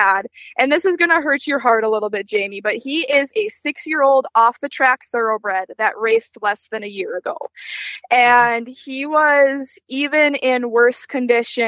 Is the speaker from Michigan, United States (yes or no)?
no; Wisconsin, United States; accent: Wisconsin